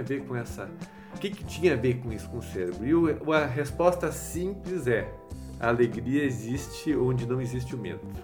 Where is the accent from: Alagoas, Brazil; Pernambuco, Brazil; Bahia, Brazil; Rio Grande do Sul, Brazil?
Rio Grande do Sul, Brazil; Gaúcho; now in São Paulo, Brazil; Eu sou gaúcho